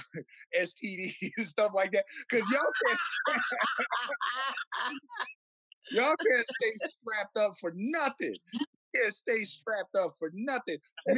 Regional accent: Blackfeet, Northern Plains, Montana, United States; I come from the Blackfeet people, those tall, brilliant, and modest, and suspiciously good-looking people from the Northern Plains, directly south of what is now known as the Canadian border

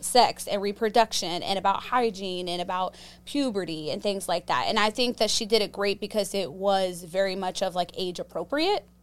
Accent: Pittsburgh, Pennsylvania, United States; I grew up in Pittsburgh, Pennsylvania

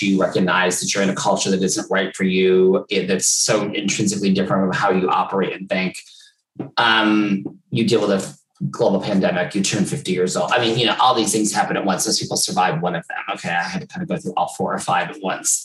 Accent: New York, United States; moved away as an adult; now in London, United Kingdom; I was from New York

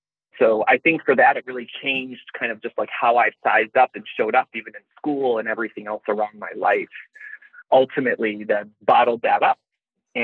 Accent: Chicago, Illinois, United States; growing up in Chicago or the suburbs of Chicago

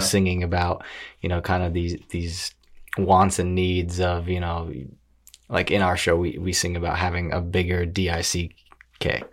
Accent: Briarcliff Manor, New York, United States; now in New York City, United States; I grew up in Westchester

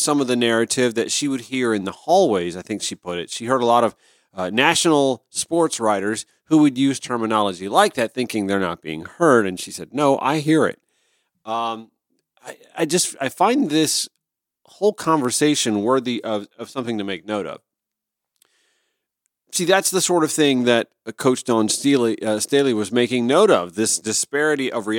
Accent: Augusta, Georgia, United States; I grew up outside Augusta, Georgia

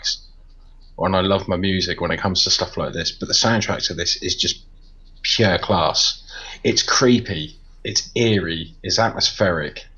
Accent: United Kingdom; I'm British

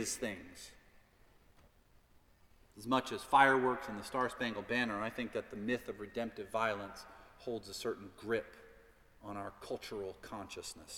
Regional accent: United States; as an American

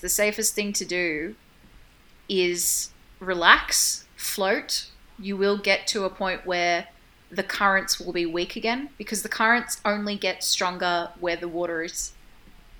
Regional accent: Australia; as an Australian

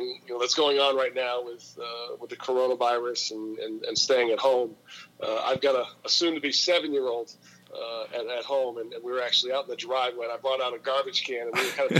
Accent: West Coast, United States; I grew up out on the West Coast.

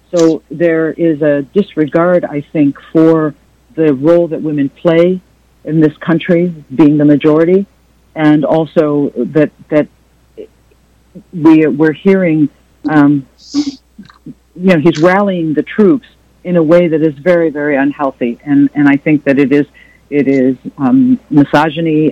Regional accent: United States; as an American woman and an Arab American woman

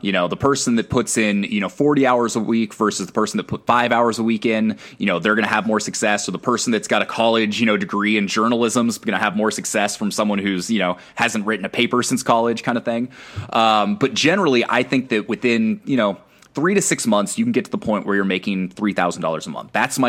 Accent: Northwest, United States; yo, what's up? I'm from the Northwest.

